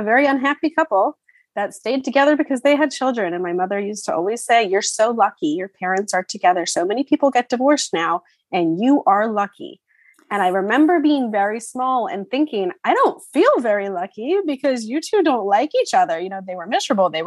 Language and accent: English; New Jersey, United States; moved away as an adult; now in Florida, United States; I recently moved to Florida and I'm from New Jersey.